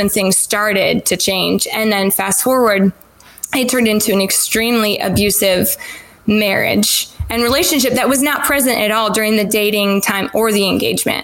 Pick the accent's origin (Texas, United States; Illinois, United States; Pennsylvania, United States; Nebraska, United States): Illinois, United States; Rockford; moved away as an adult; also born or lived in Indianapolis area, Indiana; now in Indianapolis, United States; Rockford, Illinois, and born and raised there